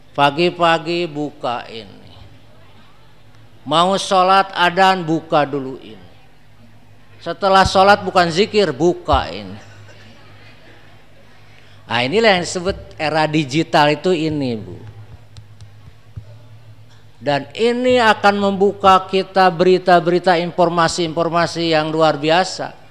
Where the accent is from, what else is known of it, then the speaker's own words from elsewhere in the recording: Bandung, West Java, Indonesia; Di Bandung di kota saya susah. Paling datang pengajian 10 orang, 20 orang.